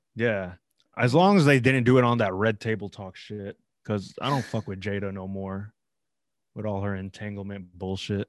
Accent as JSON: {"language": "English", "country": "Philippines", "said": "I'm Filipino"}